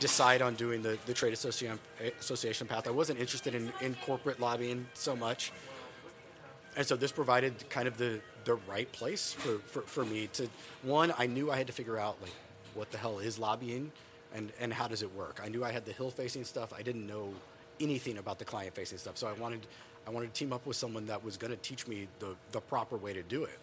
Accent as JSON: {"language": "English", "town": "Dallas", "region": "Texas", "country": "United States", "tie": "born or raised there", "also_born_or_lived": "Austin", "moved": "as an adult", "lives_now": "Washington, D.C., United States", "said": "We're both born and raised in Dallas"}